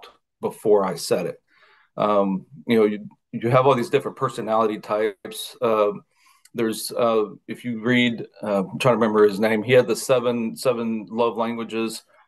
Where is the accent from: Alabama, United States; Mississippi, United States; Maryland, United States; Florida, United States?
Mississippi, United States; I was from Mississippi